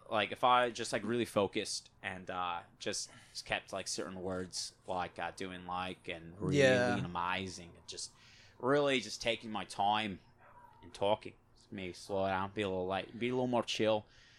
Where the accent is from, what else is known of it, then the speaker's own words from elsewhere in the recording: United States; born there; accent: mixed Australian and American; So my family's from Australia, but I'm born in America. And I said my accent is kind of fucked up because my father's Australian, but my mother's American.